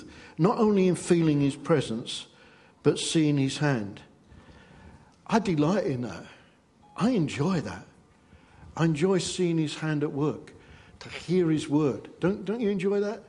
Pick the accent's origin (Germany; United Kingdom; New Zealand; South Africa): United Kingdom; England; because we're English